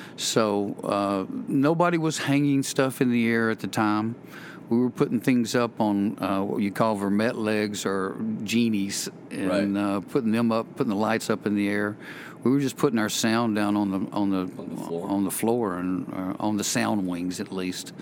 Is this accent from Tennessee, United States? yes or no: yes; Tullahoma, Tennessee, United States; also born or lived in Knoxville, Tennessee; I'm from Tullahoma, Tennessee